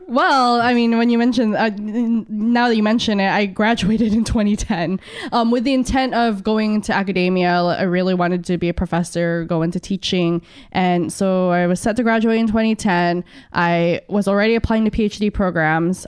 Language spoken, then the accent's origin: English; San Diego, California, United States; moved away as an adult; also born or lived in Philippines; now in Hawaii, United States; I grew up in San Diego. I was born in the Philippines, but my family immigrated to the States when, um, I was two.